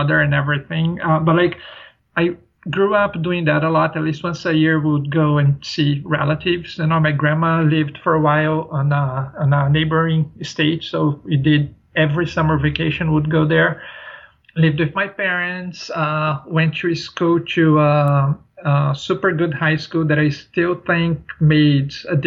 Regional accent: São Paulo, Brazil; moved away; I grew up in a city, you know, like I'm from a big city. São Paulo is the largest city in South America

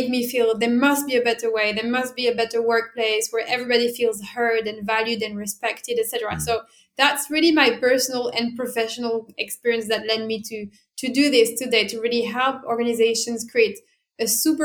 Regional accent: France; English is a second language; moved away as an adult; also born or lived in Italy; now in London, United Kingdom; I was born and bred in France, like, as you can probably hear from my accent

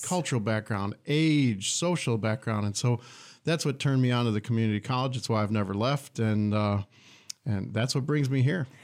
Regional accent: Detroit, Michigan, United States; also born or lived in Troy, Michigan / Lansing, Michigan / Flint, Michigan; I grew up in Metro Detroit

